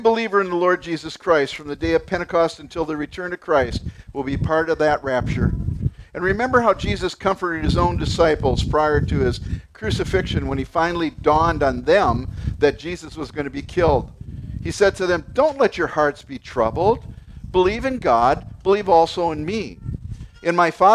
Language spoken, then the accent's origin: English; United States; We're American